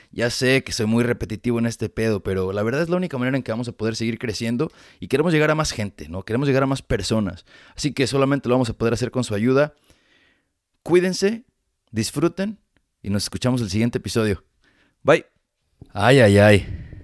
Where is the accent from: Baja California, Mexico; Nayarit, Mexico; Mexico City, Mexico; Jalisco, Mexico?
Jalisco, Mexico; Ameca; now in United States; Yo no nací en Guadalajara, pero crecí en, Ameca, Jalisco